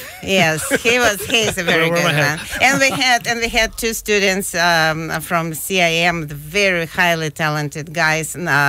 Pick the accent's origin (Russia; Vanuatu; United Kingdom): Russia; Siberia; moved away as an adult; now in Cleveland, United States; You know, I was born in Siberia, which is next to China, yes.